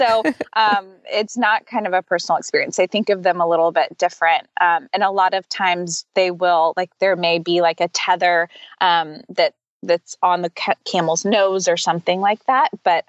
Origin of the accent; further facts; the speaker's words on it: Charleston, South Carolina, United States; moved away as an adult; now in London, United Kingdom; I'm originally from South Carolina. Our home is in Charleston.